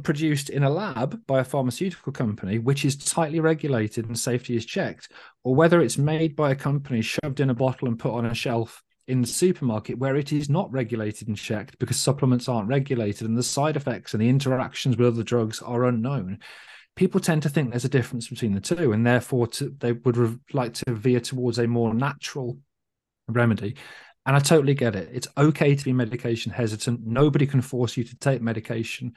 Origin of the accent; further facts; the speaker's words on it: United Kingdom; as a British person